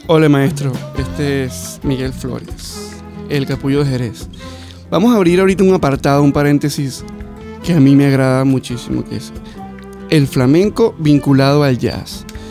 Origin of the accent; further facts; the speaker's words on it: Venezuela; moved away; como decimos en, mi país, en Venezuela, fiebrudo